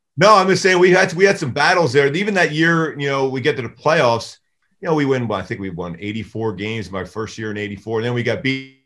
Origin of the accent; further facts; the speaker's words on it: Philadelphia, Pennsylvania, United States; moved away; I grew up in Philly, which was hot and humid during the summertime